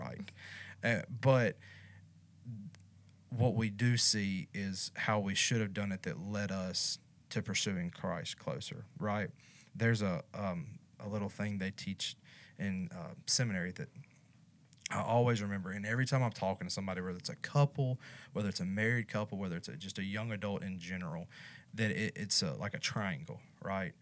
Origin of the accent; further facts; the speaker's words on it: North Louisiana, United States; accent: country accent; now in Baton Rouge, United States; So I'm from North Louisiana, which might as well be East Texas.